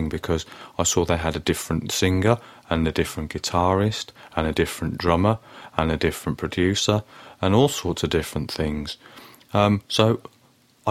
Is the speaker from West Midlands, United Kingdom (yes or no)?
yes; Birmingham, West Midlands, United Kingdom; I grew up in Birmingham in the 1980s